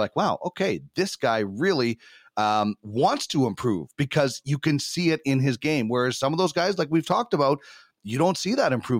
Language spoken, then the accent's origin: English; Brandon, Manitoba, Canada; growing up in the Wheat City